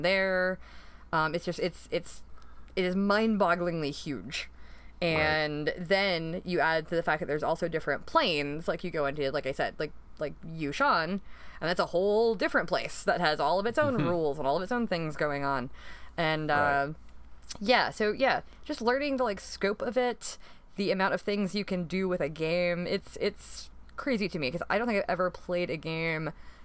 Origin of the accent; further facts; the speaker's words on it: North Carolina, United States; moved away as an adult; also born or lived in Atlanta, Georgia; now in Delaware, United States; I grew up in North Carolina, but my parents are from Atlanta originally.